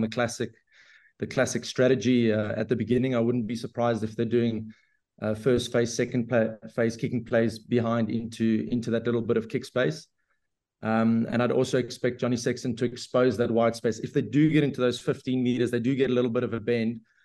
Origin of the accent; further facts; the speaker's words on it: South Africa; being a South African